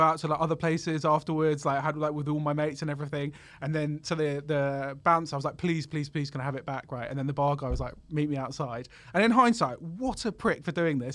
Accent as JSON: {"language": "English", "region": "London", "country": "United Kingdom", "tie": "born or raised there", "said": "I grew up in North London"}